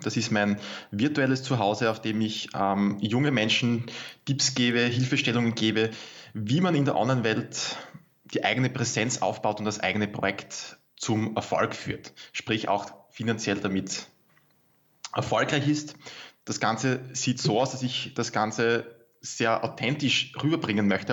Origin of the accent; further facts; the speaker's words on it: Austria; bei uns in Österreich